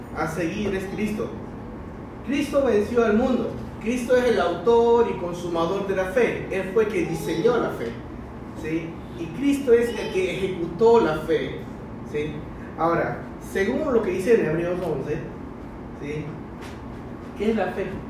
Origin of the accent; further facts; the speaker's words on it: China; now in Panama; mi pasaporte es chino porque nací en China. Llegué a Panamá, ¿sí? cuando era jovencito